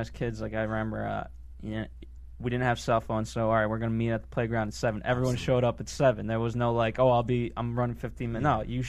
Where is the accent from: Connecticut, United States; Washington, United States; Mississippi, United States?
Connecticut, United States; I grew up in Connecticut.